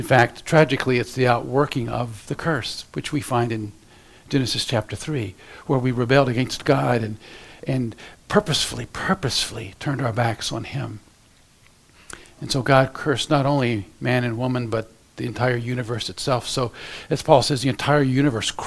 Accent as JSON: {"language": "English", "region": "Central Florida", "country": "United States", "tie": "born or raised there", "moved": "as an adult", "lives_now": "Ohio, United States", "said": "I was raised in Central Florida"}